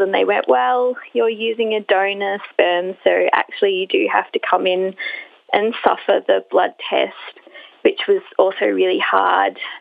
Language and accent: English; Brisbane, Queensland, Australia; I'm from Brisbane